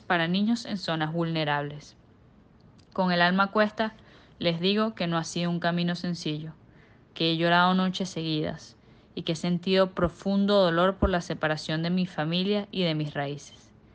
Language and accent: Spanish; Venezuela; moved away as an adult; now in Mexico; el país que me vio nacer